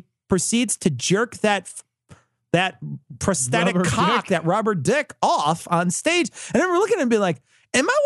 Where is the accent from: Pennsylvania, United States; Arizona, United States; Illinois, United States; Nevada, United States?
Illinois, United States; Chicago; We're from Chicago. I grew up here